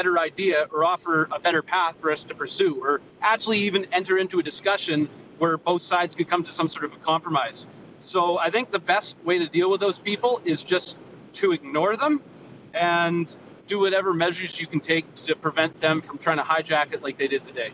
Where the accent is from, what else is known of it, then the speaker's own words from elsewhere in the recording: Canada; we're all Canadian